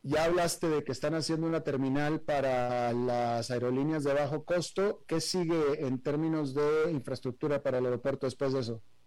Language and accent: Spanish; Monterrey, Nuevo León, Mexico; yo soy regiomontano